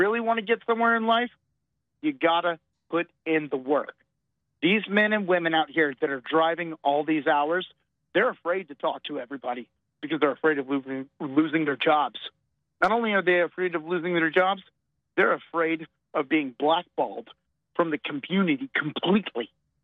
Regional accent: Texas, United States; I'm from Texas.

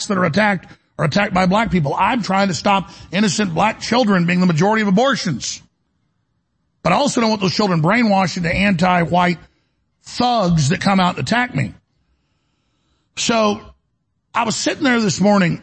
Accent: Dallas, Texas, United States; I'm from Dallas

